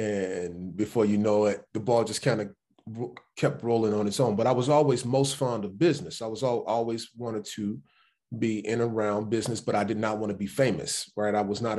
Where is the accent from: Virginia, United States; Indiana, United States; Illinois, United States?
Illinois, United States; Chicago; First, I grew up in Chicago, born and raised right there. Born on the west side of Chicago at St. Luke Presbyterian. And then we ended up moving to the south side. But my ties are to the west side. My entire family still lives on the west side.